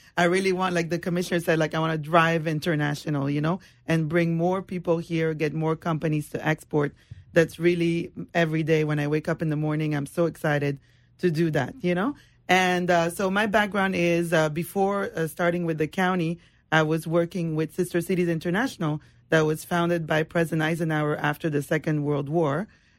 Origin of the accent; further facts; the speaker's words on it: Canada; English is a second language; My background is a little bit complex. I'm from Canada originally, and I came here and I speak four languages.